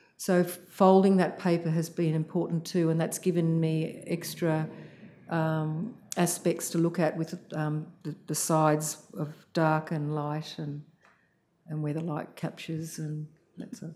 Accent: Sydney, New South Wales, Australia; I grew up in Sydney mostly

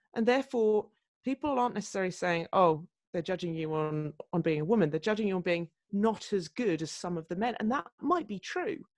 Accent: Surrey, South East England, United Kingdom; moved away as an adult; also born or lived in Newcastle / Fulham; I was a girl from Surrey up there in Newcastle

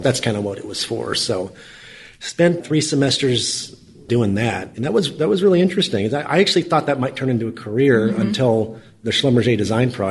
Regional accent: Austin, Texas, United States; I just grew up in Austin

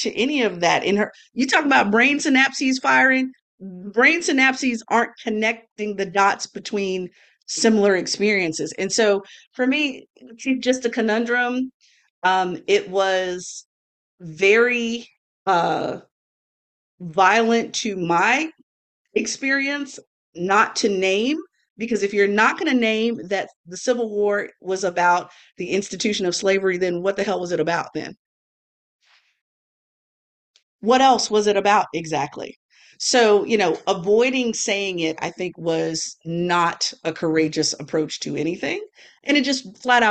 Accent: a southern US state, United States; my home state included.

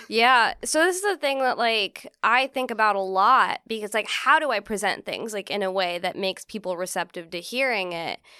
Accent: Central California, United States; moved away as an adult; now in New York, United States; I grew up in, like, fucking farm town in California. I'm from Central California

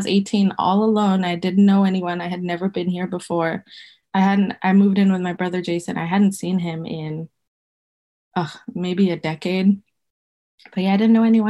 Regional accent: Botswana; moved away as an adult; now in United States; I grew up in Botswana

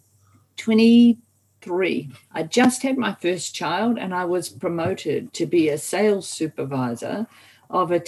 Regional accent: New Zealand; I'm a New Zealander

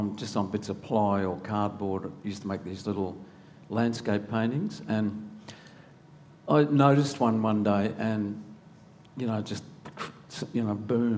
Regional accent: Longreach, Queensland, Australia; also born or lived in Townsville; I was born in Townsville, and my dad was a communications officer at the airport in Townsville, and I was there till about the age of 4, I think, and he got a transfer out to Longreach

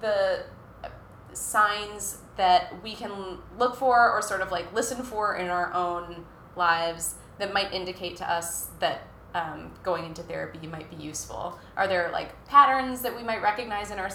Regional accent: Minnesota, United States; I'm from Minnesota

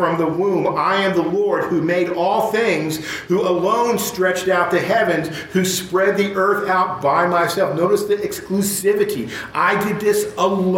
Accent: Dallas, Texas, United States; We're from Dallas

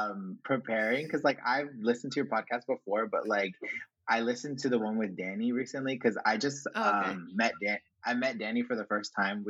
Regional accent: Springfield, Virginia, United States; first language Spanish; moved away as an adult; also born or lived in Charlottesville, Virginia; I grew up in Springfield, Virginia, which is in Northern Virginia, which is like in the DMV, not the Department of Motor Vehicles.

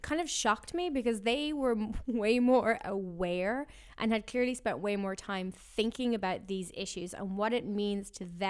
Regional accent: Ireland; And for me, like growing up in Ireland, you know, we're a neutral country. We don't go to war.

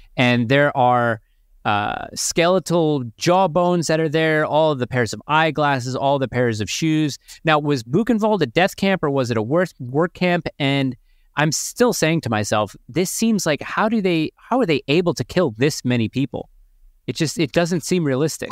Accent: Long Island, New York, United States; I grew up on Long Island

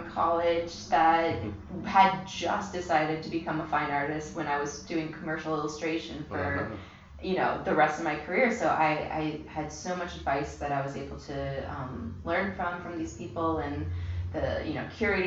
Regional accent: Miami, Florida, United States; moved away as an adult; also born or lived in Boston / Baltimore; now in New York, United States; I pretty much grew up in Miami since I was really young. I was born in Boston, but, you know, moved to when I was about 5. So Miami is my home

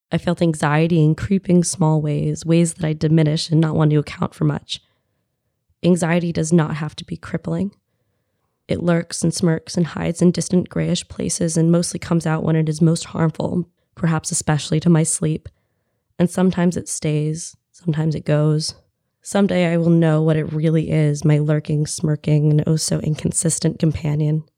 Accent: United States; as an American woman

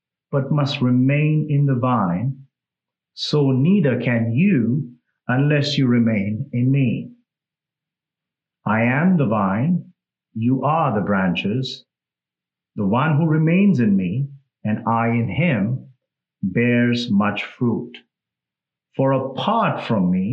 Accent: India; English is a second language; moved away; I'm from India

